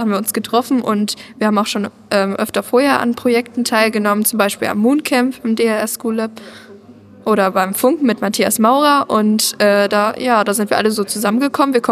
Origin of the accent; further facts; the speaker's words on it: Dresden, Saxony, Germany; Dresden. Dresden. Deswegen Doppel-D